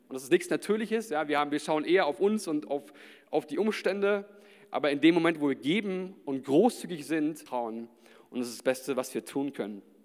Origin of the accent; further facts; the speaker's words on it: Nuremberg, Bavaria, Germany; ich bin ja in der Gemeinde hier auch groß geworden